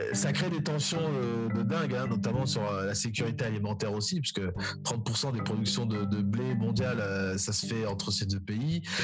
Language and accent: French; Republic of the Congo; nous intéresser en tant que Congolais